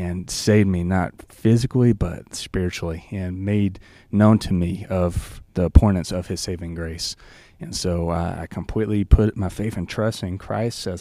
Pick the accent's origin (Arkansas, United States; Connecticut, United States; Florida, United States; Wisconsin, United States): Arkansas, United States; the South; accent: Southern; moved away as an adult; now in South Dakota, United States; I grew up in the South, probably by my accent. You could kind of tell I'm not from around here